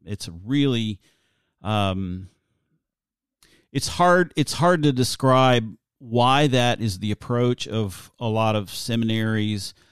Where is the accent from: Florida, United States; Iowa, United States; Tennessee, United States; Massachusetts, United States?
Tennessee, United States; outside Knoxville, East; I grew up in East Tennessee in a very s, it's a small town. It's a medium-sized town for Tennessee, right outside of Knoxville.